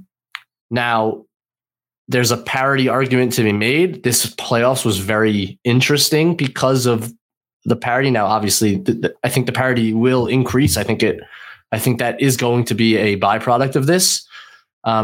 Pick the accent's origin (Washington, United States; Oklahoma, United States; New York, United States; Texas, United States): New York, United States; I'm a New Yorker